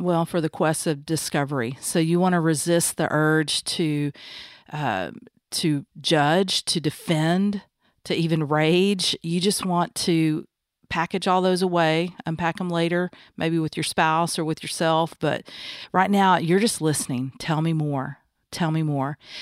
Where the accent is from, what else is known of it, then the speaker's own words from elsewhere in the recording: the South, United States; Growing up in the South, um, by Christian parents